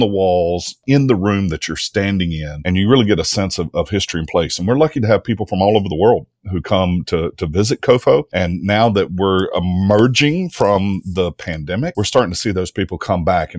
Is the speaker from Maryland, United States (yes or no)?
no; Mississippi, United States; I'm originally from Mississippi, born and raised, a product of public schools here. I left for college and graduate school and came back to take a job in 2009 at Jackson State and have been here ever since.